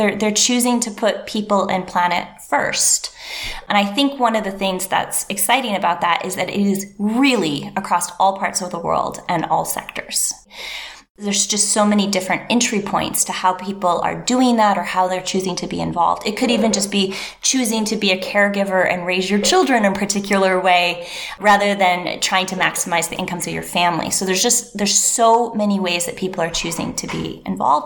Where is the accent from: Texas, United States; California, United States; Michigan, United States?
Michigan, United States; Northern; moved away as an adult; also born or lived in Asia; I'm from Northern Michigan, very deep roots in that area